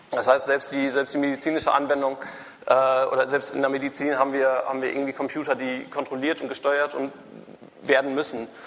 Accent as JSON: {"language": "German", "town": "Münster", "region": "North Rhine-Westphalia", "country": "Germany", "tie": "born there", "lives_now": "Hamburg, Germany", "said": "ich bin geboren in Münster. 2004 hatte ich dann genug von Fahrrädern, bin nach Hamburg gezogen"}